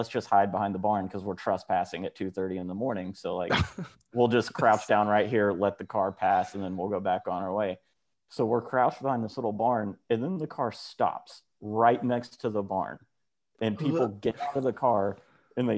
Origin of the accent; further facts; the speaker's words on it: Bristol, Tennessee, United States; I actually think we grew up in the same area, Alex. I'm from Bristol